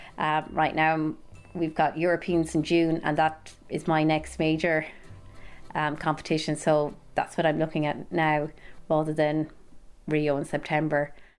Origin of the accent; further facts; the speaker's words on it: Milltown, Connacht, Ireland; moved away as an adult; now in Newcastle, United Kingdom; I'm from Milltown in County Galway, but I've been living in Newcastle in County Down for the past three years